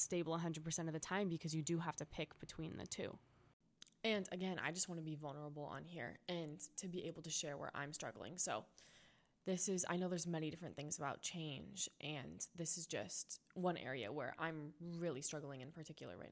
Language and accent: English; an hour away from Los Angeles, California, United States; moved away as an adult; now in Los Angeles, United States; I just moved to Los Angeles, which isn't that much of a change geographically. It's an hour away from my hometown